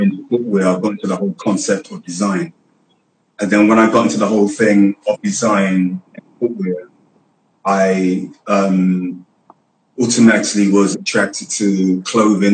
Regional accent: London, United Kingdom; I was raised in Hackney

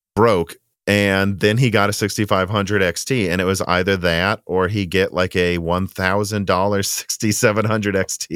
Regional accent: Minnesota, United States; accent: Midwestern; moved away; also born or lived in Illinois; my weird Midwestern accent

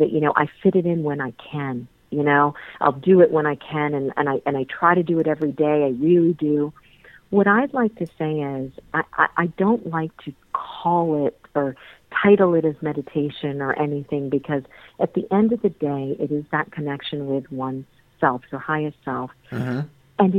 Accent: Mount Vernon, Virginia, United States; I grew up in Mount Vernon in Virginia.

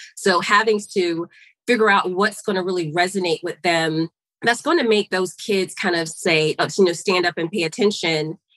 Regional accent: Augusta, Georgia, United States; moved away as an adult; So, I am a Georgia girl, born and raised. I was raised in Augusta, Georgia, home of the, the Masters

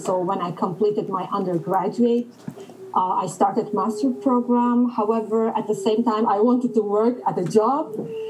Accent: Kuwait; moved away; also born or lived in Ankara, Turkey; I was born in Kuwait and have spent many years of my life living there. Of course, having grown up in a Gulf country which had experienced an invasion and later a crisis at its doorstep

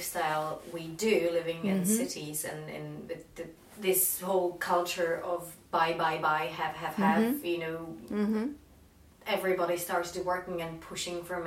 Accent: Czechia; moved away; whenever I grew up in Czech Republic

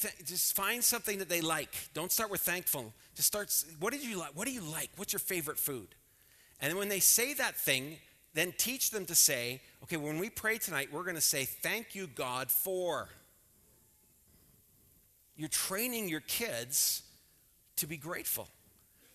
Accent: Scotland, United Kingdom; I'm Scottish.

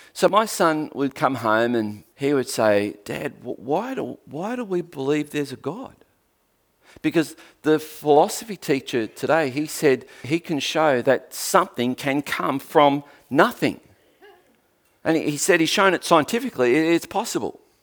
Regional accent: Tasmania, Australia

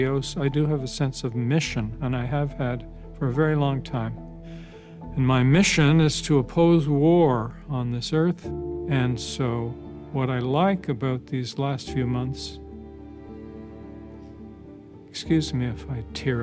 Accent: Nova Scotia, Canada; I was born and raised in Nova Scotia, which is a province in the eastern part of Canada, still dear to my heart

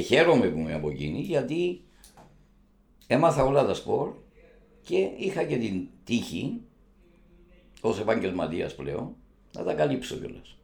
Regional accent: Cyprus; είμαι δημοσιογράφο από την Κύπρο

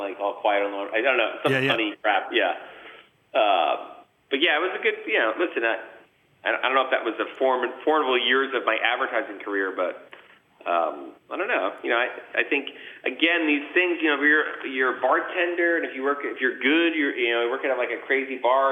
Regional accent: Montvale, New Jersey, United States; I grew up in North Jersey, a town called Montvale, New Jersey

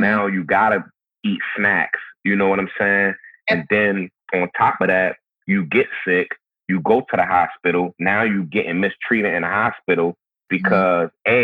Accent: Baltimore, Maryland, United States; growing up in Baltimore, how it is for me living in Baltimore now

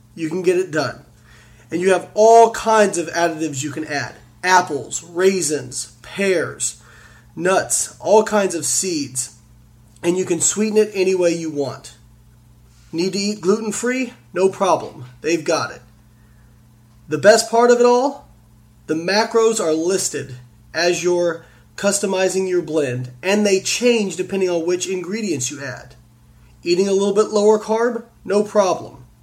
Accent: Evansville, Indiana, United States; my hometown of Evansville, Indiana

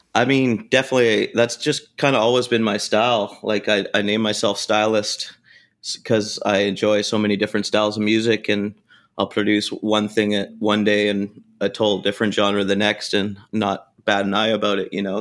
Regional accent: Canada; moved away; Growing up in Canada, we didn't really have much taco culture at all

